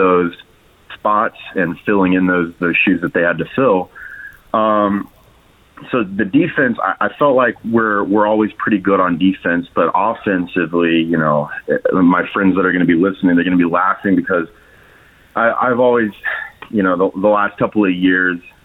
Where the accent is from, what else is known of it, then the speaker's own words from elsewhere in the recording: Kentucky, United States; moved away as an adult; now in Italy; I was born and raised in Kentucky